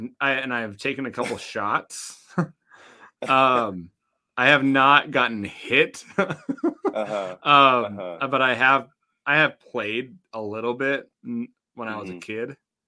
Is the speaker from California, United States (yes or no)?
no; Minnesota, United States; I grew up in Minnesota as well